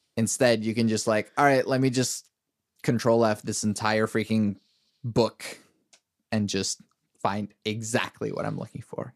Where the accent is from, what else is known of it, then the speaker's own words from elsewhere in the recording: Venezuela; moved away; I'm from Venezuela, my family's from Venezuela